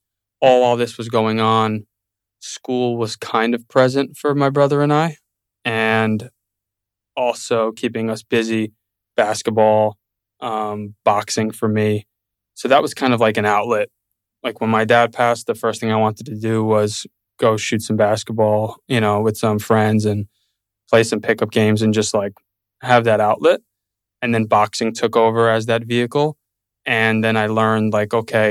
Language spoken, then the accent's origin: English; New York City, New York, United States; now in Austin, United States; Born and raised in Brooklyn